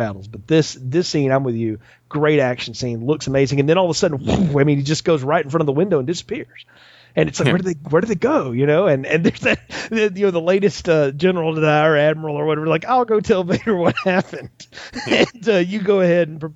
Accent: the South, United States; growing up in the South here

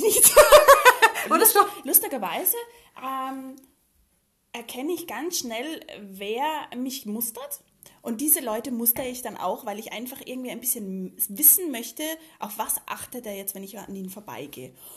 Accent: Vienna, Austria; moved away; also born or lived in Germany; Ich bin ja hier geboren

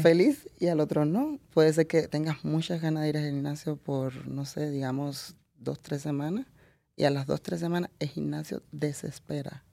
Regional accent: Camagüey, Cuba; moved away as an adult; also born or lived in Italy; now in United States; soy camagüeyana y vengo de una provincia totalmente arrocera

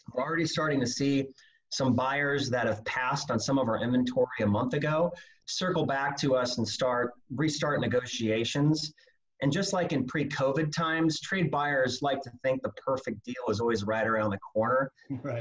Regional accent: Omaha, Nebraska, United States; moved away as an adult; now in Phoenix, United States; I'm originally from Omaha, Nebraska. Came down here to Phoenix about 18 years ago

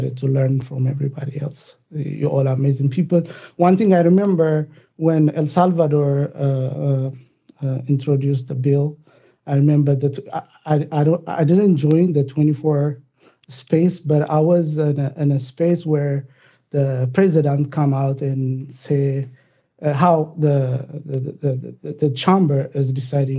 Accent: Ethiopia; moved away as an adult; also born or lived in Dallas, Texas, United States; now in United States; I born and raised in Ethiopia, and I graduated in Ethiopia, and I moved to United States around 2002.

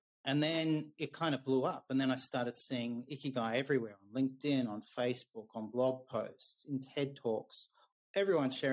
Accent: Melbourne, Victoria, Australia; moved away as an adult; also born or lived in Japan

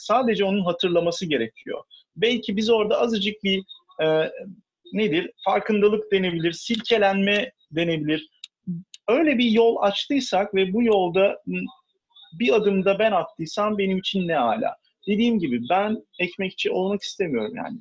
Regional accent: Istanbul, Turkey; İstanbulluyum. Ee, bayağı e, bu şehrin köylüsüyüm aslında. Ee, Beykoz tarafındaki köylerden bir tanesi

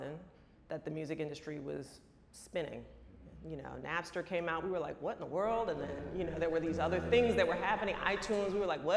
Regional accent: San Francisco, California, United States; moved away; also born or lived in New York / Los Angeles; I was born here in New York, but I was raised in San Francisco, so I'm a California girl.

